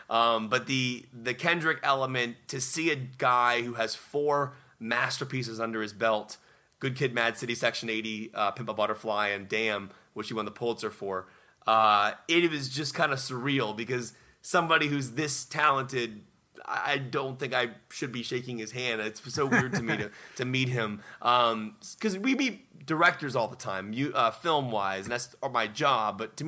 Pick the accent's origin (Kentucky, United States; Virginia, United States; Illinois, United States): Virginia, United States; Virginia Beach; I grew up in Virginia Beach, Newport News area, which is where … is from.